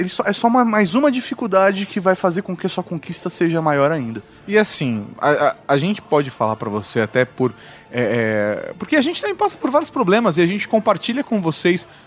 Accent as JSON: {"language": "Portuguese", "region": "Minas Gerais", "country": "Brazil", "said": "Sou de uma cidade do interior de Minas Gerais que não é tão interior assim ficam 70 quilômetros de BH"}